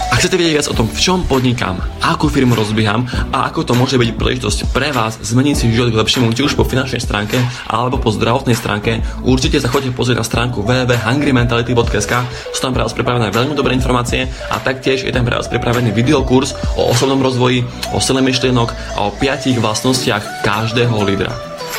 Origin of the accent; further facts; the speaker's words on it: eastern Slovakia, Slovakia; pre nás východňarov